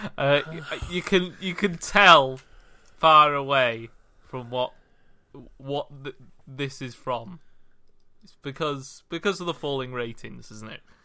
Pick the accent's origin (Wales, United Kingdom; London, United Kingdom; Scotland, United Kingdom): Wales, United Kingdom; I was from Wales